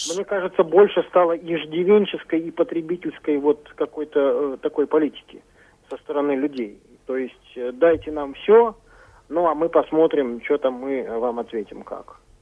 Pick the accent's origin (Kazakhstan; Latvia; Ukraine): Kazakhstan; now in Kaliningrad, Russia; Я сам родился в Казахской ССР